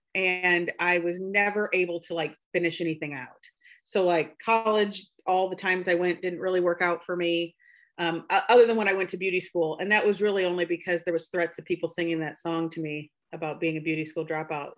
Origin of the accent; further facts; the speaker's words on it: Buchanan County, Iowa, United States; now in Palo, United States; I am from um, Buchanan County. And when I say that, I mean, I'm pretty sure I've lived in every town in Buchanan County